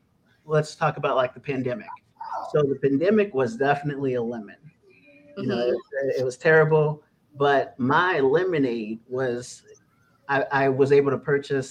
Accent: Austintown, Ohio, United States; also born or lived in Youngstown, Ohio; At the age of six, I moved out to Austintown. My family moved me out to Austintown, which is a predominantly white suburb in Youngstown.

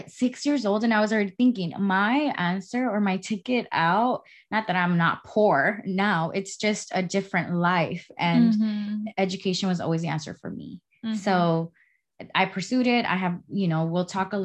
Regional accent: Oaxaca, Mexico; moved away; I was raised in Oaxaca, Mexico, with my family and my siblings.

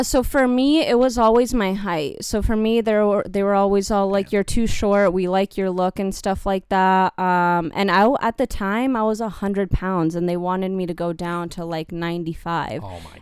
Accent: California, United States; moved away; I grew up in California

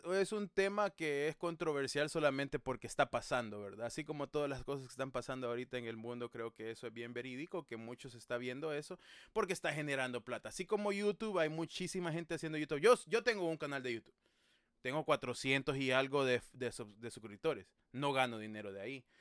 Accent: El Salvador; como buen salvadoreño

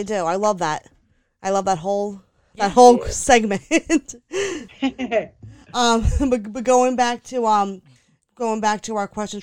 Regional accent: New York, United States; we're from New York

